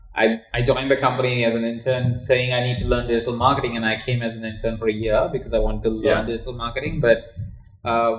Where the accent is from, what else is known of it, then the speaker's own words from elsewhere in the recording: India; moved away; I grew up in India. In a household of 23 other people